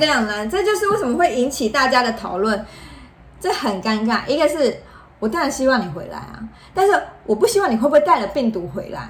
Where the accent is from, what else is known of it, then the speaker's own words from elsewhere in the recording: Taiwan; 我们台湾人的习俗